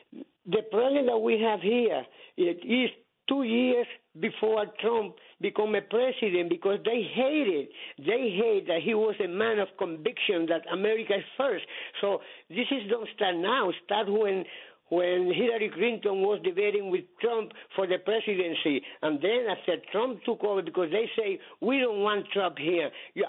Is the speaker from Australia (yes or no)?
no; Puerto Rico; now in United States; I came from Puerto Rico in 1962.